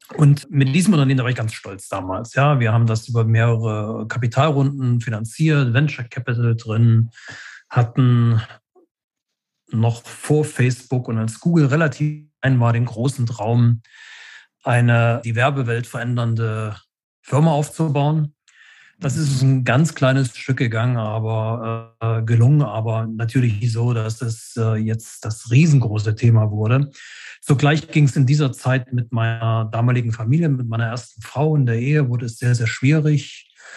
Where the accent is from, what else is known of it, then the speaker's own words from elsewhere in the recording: Leipzig, Saxony, Germany; also born or lived in Berlin; Ich bin in Ostdeutschland groß geworden in den 70er und 80er Jahren